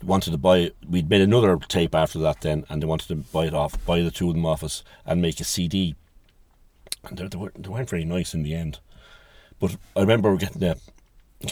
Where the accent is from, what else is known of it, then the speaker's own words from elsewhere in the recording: Dublin, Leinster, Ireland; moved away as an adult; also born or lived in Clare, Ireland; now in Ennis, Ireland; I can't even say I'm from Dublin because we're not a Dublin family and we moved there when I was about 3